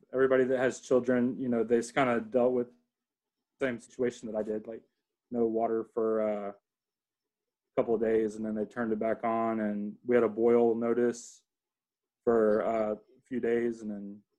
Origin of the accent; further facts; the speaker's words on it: New Braunfels, Texas, United States; also born or lived in Freeport, Texas; now in Austin, United States; I was born down in the coast, south of Houston, and then moved up to New Braunfels.